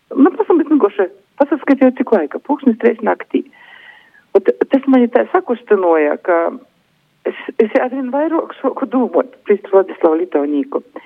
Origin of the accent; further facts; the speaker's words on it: Višķi, Augšdaugava Municipality, Latvia; also born or lived in Aglona / Daugavpils; es esmu dzimusi Aglilnā, bet visu mūžu dzīvoju Višķos.